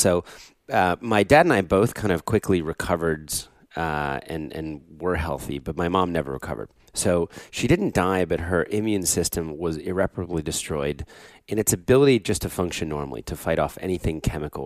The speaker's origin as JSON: {"language": "English", "region": "southern New Jersey", "country": "United States", "tie": "born or raised there", "also_born_or_lived": "Philadelphia", "said": "we moved to get from Philadelphia, where I was born, to southern New Jersey"}